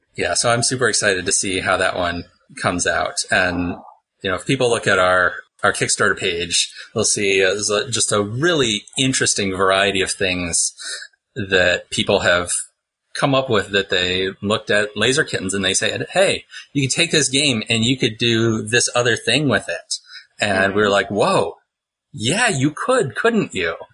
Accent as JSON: {"language": "English", "town": "Pittsburgh", "region": "Pennsylvania", "country": "United States", "said": "I also make maps under the name Mapsburg with an H on it because I'm from Pittsburgh"}